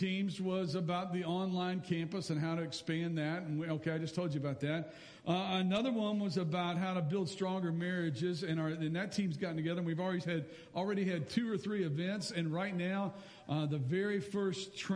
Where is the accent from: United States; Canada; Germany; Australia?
United States; Lexington, Kentucky; when I was a kid growing up in Lexington